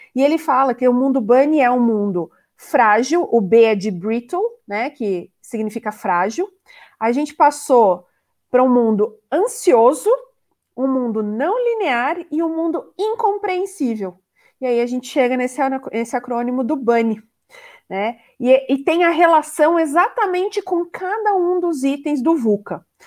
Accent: Curitiba, Paraná, Brazil; sou de Curitiba, estou falando diretamente de Curitiba.

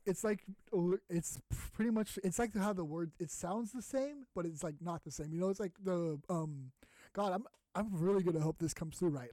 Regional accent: San Diego, California, United States; my hometown of San Diego

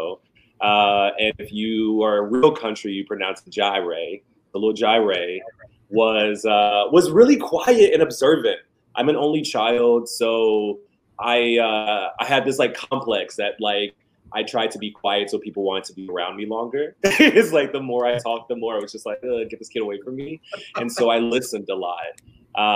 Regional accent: Memphis, Tennessee, United States; moved away as an adult; also born or lived in Atlanta, Georgia / New Haven, Connecticut; I grew up in Memphis

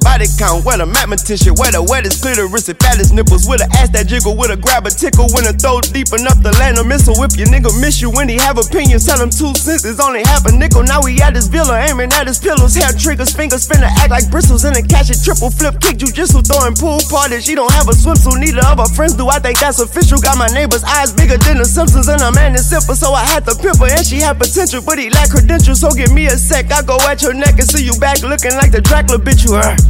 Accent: the South, United States; I'm from the South.

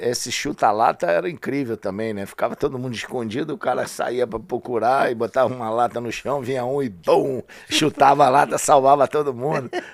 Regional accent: Rio de Janeiro, Brazil; eu saí de Quintino só quando eu casei

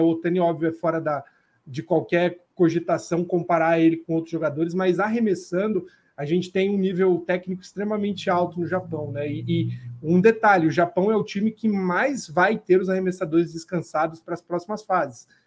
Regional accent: Brazil; a gente como brasileiro

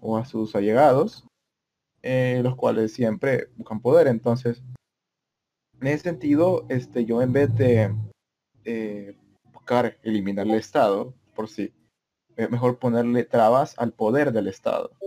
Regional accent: El Salvador; yo provengo de El Salvador

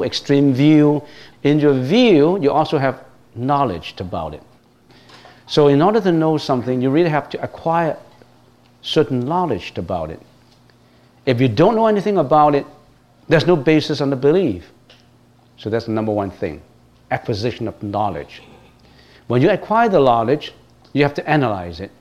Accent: Hong Kong; moved away; I was born in Hong Kong, was brought up in Hong Kong.

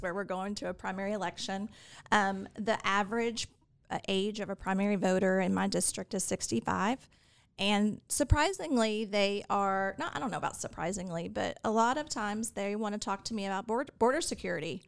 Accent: Fort Worth, Texas, United States; also born or lived in Houston, Texas; now in Austin, United States; I grew up in Fort Worth

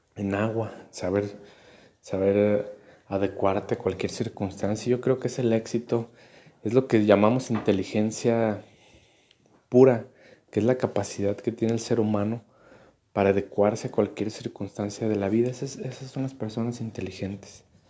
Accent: Mexico; como mexicanos

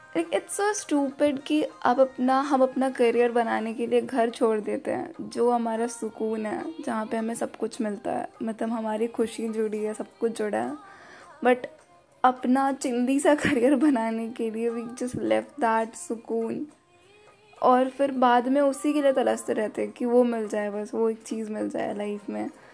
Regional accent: Bihar, India; now in Prayagraj, India; मैं बिहार से हूँ अगर आपको नहीं पता है तो first of all I am from Bihar और मतलब अभी फ़िलहाल मैं यूपी में रहती हूँ

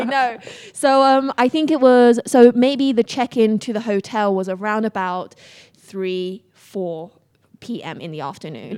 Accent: England, United Kingdom; also born or lived in Beijing, China; I come from England

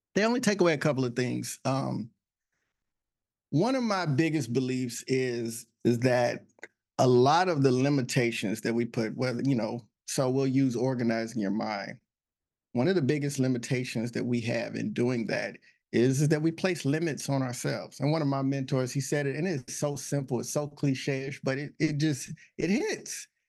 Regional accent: Texas, United States; also born or lived in Illinois; now in Alexandria, United States; I'm originally from Texas

